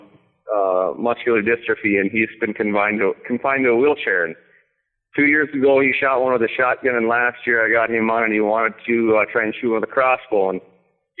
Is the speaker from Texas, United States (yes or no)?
no; Pelican Rapids, Minnesota, United States; I grew up, I'm from Pelican Rapids